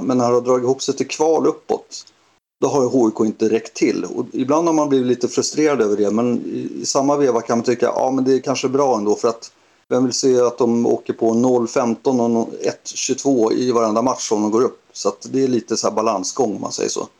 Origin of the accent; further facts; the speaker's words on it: Sollentuna, Stockholm County, Sweden; Jag är uppvuxen i Helenelund som ligger i Sollentuna